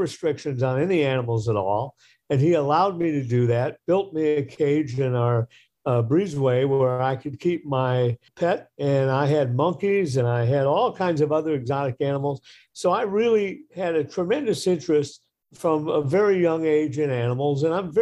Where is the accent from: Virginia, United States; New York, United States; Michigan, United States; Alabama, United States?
Michigan, United States; Detroit; I grew up in the Midwest. I grew up in Detroit